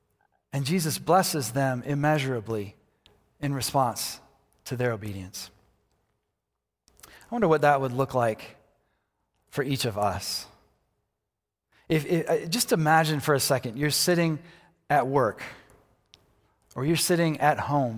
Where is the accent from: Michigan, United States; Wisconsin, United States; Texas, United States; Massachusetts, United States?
Michigan, United States; also born or lived in Colorado; I just felt called back to my hometown, back to Michigan. I was living in Colorado, felt called back to Michigan. And so I moved back to Michigan